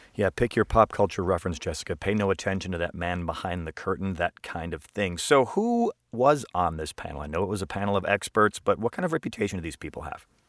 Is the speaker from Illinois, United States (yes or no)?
yes; Chicago, Illinois, United States; my hometown of Chicago